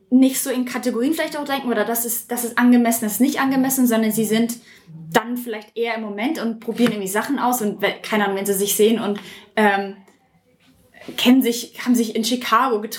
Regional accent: Würzburg, Bavaria, Germany; Aus Würzburg bin ich.

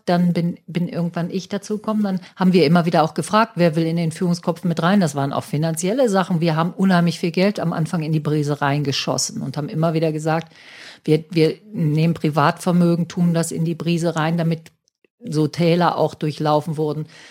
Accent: Hamburg, Germany; wir als Hamburger

